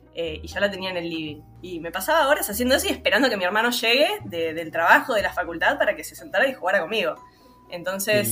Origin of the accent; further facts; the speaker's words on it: Buenos Aires, Argentina; also born or lived in Villa Crespo, Buenos Aires; nací en la Paternal, en el barrio de la Paternal, pero hace un año y un poquito me mudé a Villa Crespo